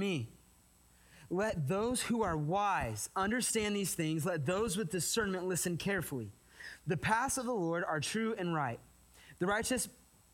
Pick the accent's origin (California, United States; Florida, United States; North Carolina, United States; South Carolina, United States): California, United States; moved away; We're from California